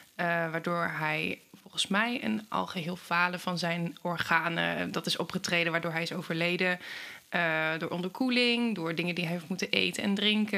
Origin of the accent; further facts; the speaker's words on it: Hengelo, Overijssel, Netherlands; ik kom uit Hengelo